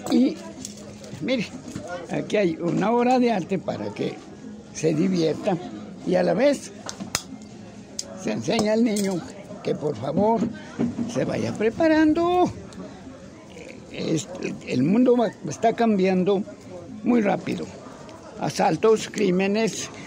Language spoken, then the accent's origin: Spanish; Tijuana, Baja California, Mexico; vengo de Tijuana, allá lo vi, maestro, a usted.